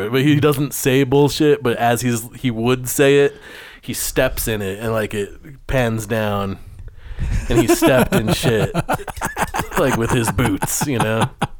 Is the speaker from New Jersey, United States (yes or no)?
yes; New Jersey, United States; I'm one of you, even though I'm from New Jersey.